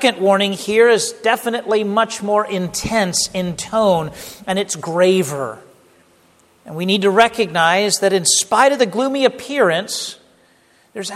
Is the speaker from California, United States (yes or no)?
yes; the Bay Area, California, United States; moved away; the home that I grew up in the Bay Area and the West Coast in California